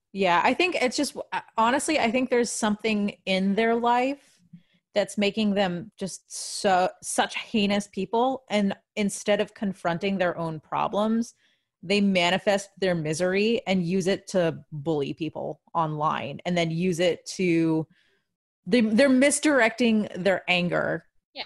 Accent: Washington, District of Columbia, United States; moved away as an adult; also born or lived in Nashville; I was still living in DC. Obviously, I hadn't left home yet. Well, no, I mean, I had left my parents' house. I was living on my own, but when I say I haven't left left home, I was still living in my hometown.

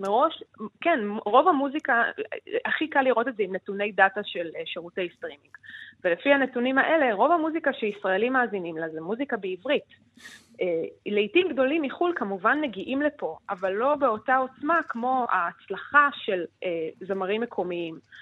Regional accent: Israel; אצלנו בישראל

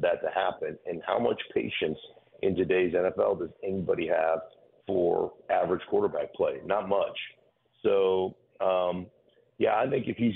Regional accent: Anchorage, Alaska, United States; moved away; also born or lived in Idaho; I grew up in Anchorage, Alaska

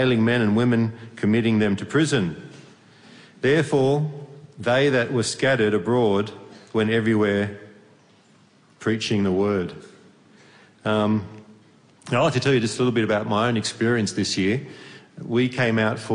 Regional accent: Australia; moved away as an adult; now in Hungary; I'm from Australia originally

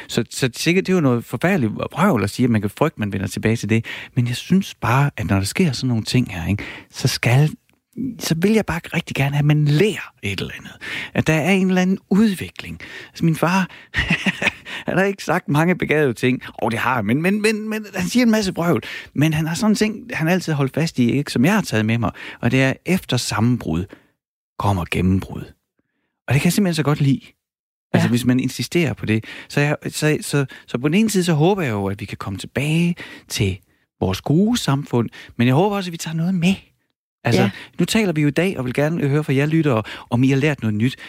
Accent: Horsens, Central Denmark Region, Denmark; accent: East Jutlandic; jeg er fra Horsens

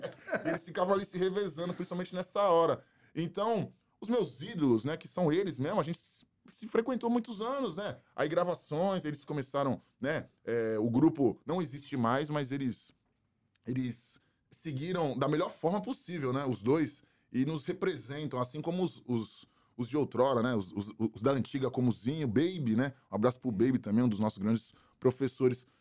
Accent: Santos, São Paulo, Brazil; Eu também cresci ali muito, só que no Ouro Verde

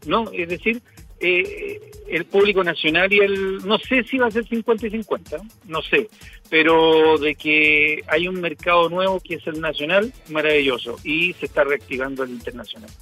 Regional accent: Cajón del Maipo, Santiago Metropolitan Region, Chile; yo que soy de aquí de la zona del Cajón del Maipo

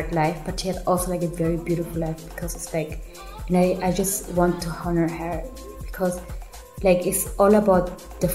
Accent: Germany; also born or lived in Peru; I grew up in Germany

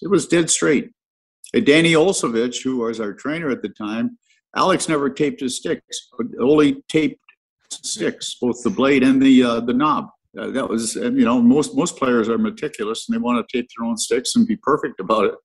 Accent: Stratford, Ontario, Canada; as a kid growing up in Stratford

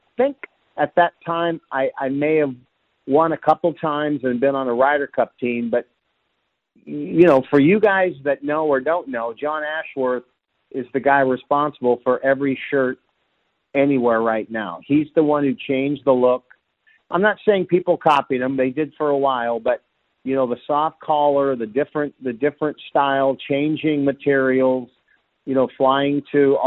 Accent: Seattle, Washington, United States; I grew up in Seattle

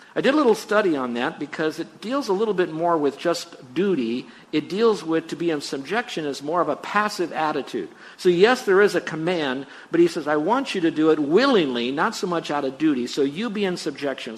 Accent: United States; I'm an American

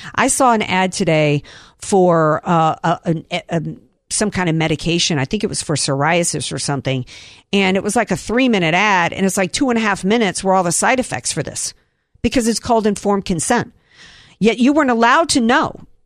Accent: the South, United States; I grew up in the South and we were too poor to own these lawn darts.

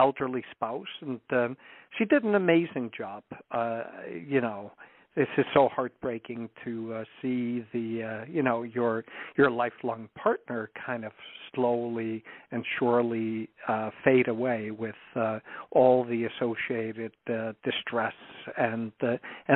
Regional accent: Iceland; moved away; I'm originally from Iceland, so my parents lived there

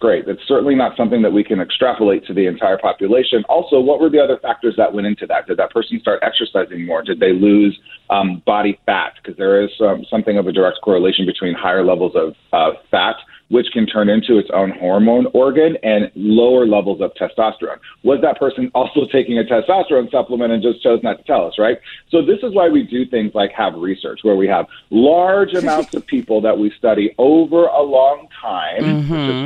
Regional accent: Nebraska, United States; moved away; I grew up in Nebraska

